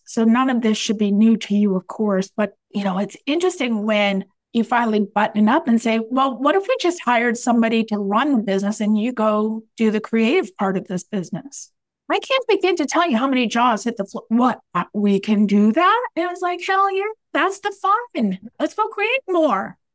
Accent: United States; I am an American after all

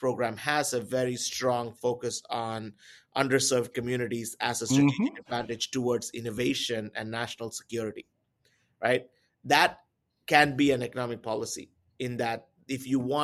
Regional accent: India; I come from India

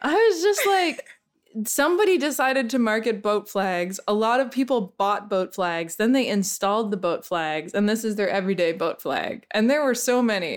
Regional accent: Canada; moved away; I'm Canadian

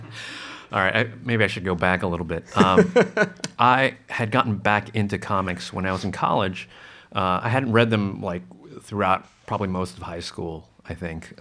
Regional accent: New Jersey, United States; I grew up in Jersey

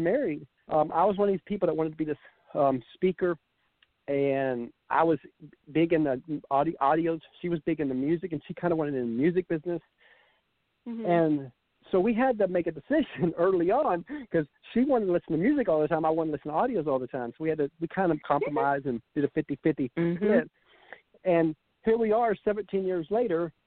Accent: Georgia, United States; I'm from Georgia here

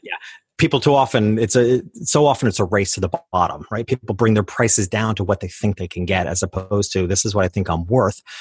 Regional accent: New York, United States; I started out in my hometown. which was a lower middle class community about two hours north of New York City

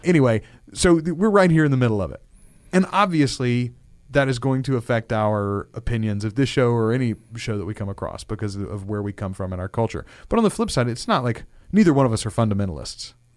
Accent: Louisiana, United States; We are both born and raised in Louisiana.

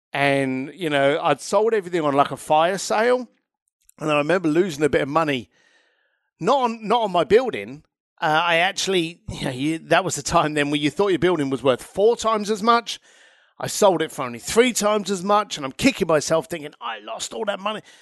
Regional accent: London, United Kingdom; moved away; I'm an Irish lad from East London.

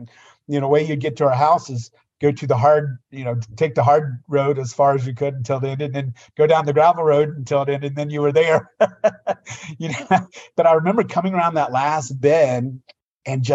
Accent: United States; I grew up on the Tennessee, Virginia line

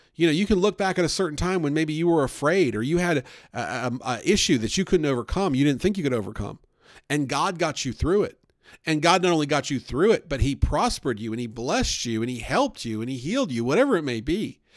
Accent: the North, United States; now in Southern United States; I grew up up north, and we had all kinds of Jewish holidays

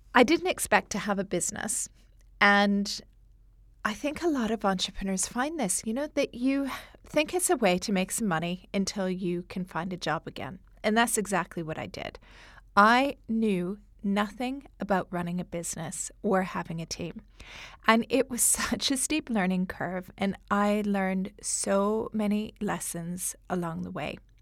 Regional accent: Canada; accent: Canadian; moved away as an adult; now in London, United Kingdom; my Canadian accent

